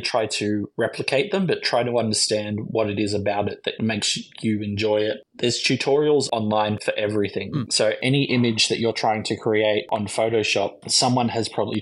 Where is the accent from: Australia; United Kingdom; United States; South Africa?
Australia; Lismore, New South Wales; I grew up in Lismore